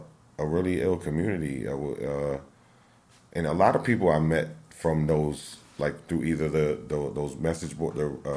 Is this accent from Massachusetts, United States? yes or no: no; Tampa, Florida, United States; yep, I was born and raised in Tampa. And then, when I was about...